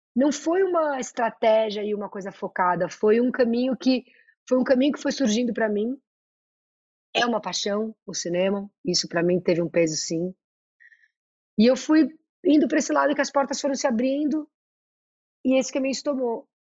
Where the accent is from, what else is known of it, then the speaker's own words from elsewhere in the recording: São Paulo, Brazil; Eu sou muito da Vila Madalena, eu sou muito paulista, paulistana